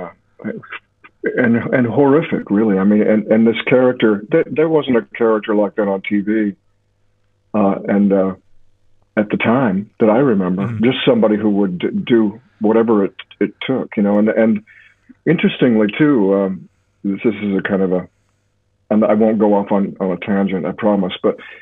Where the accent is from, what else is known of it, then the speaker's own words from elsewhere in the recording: Alaska, United States; moved away; I was raised in Alaska